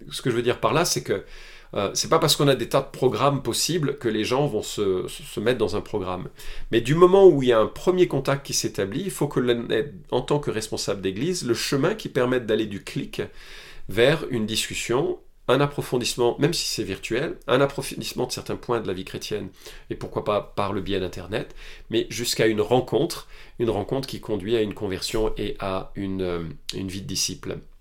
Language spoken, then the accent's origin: French; France; Chez nous en France